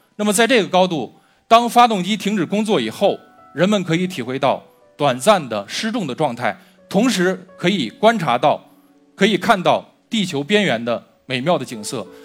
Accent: China; 我们中国人自古就有飞天的梦想

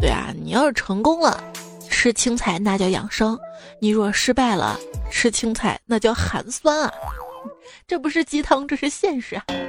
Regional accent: Xi'an, Shaanxi, China; also born or lived in Chengdu; 我们西安这边的肉夹馍里面是不加青椒的

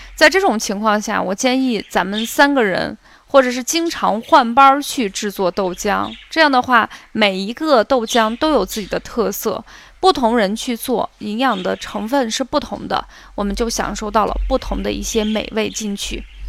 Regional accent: Xi'an, Shaanxi, China; 我们西安人

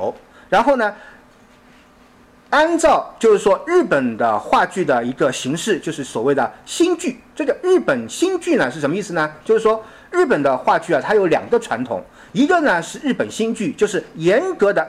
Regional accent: China; 我们中国人啊，在近代以来一直迄今，我们和我们的历史产生了一个非常大、非常大的断裂

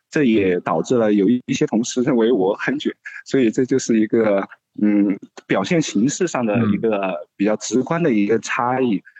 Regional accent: Sichuan, China; moved away as an adult; also born or lived in Beijing; 选择成都的原因也仅仅是因为它是我家乡所在的一个省会城市

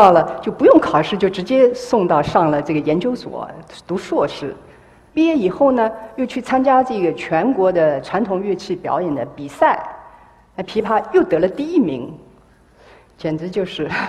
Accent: Hangzhou, Zhejiang, China; 啊，我生在呢杭州，啊，一个艺术家庭，

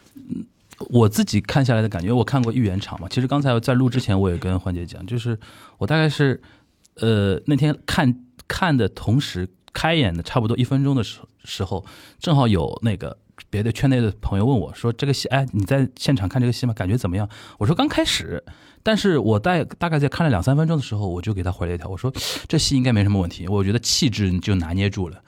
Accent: Shanghai, China; 我们上海人

